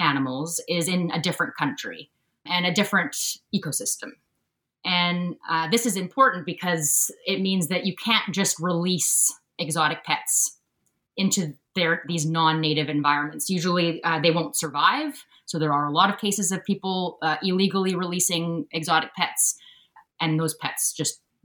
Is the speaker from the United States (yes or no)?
no; Sooke, British Columbia, Canada; moved away as an adult; also born or lived in Vancouver, Canada; I'm speaking to you from Sooke, the territory of the Sauk Nation, and this is where I grew up on Vancouver Island. That's where I'm from.